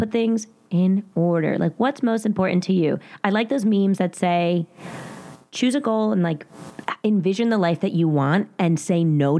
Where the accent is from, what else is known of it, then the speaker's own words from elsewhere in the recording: New Jersey, United States; accent: very Jersey; in my very Jersey accent